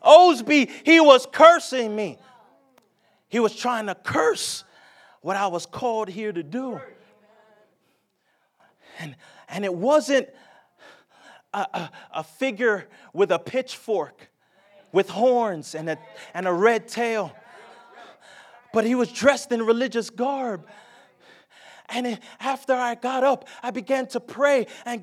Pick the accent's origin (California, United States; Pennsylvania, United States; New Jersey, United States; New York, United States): New Jersey, United States; moved away as an adult; now in the South, United States; I'm born and raised in New Jersey